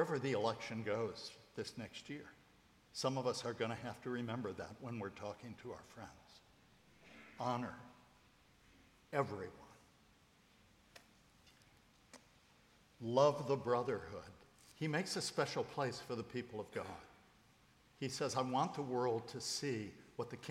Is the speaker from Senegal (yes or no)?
no; United States; I'm an American